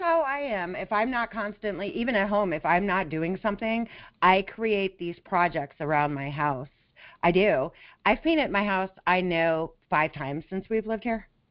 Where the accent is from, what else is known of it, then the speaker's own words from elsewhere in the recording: Las Vegas, Nevada, United States; also born or lived in California; now in Florida, United States; I grew up in Las Vegas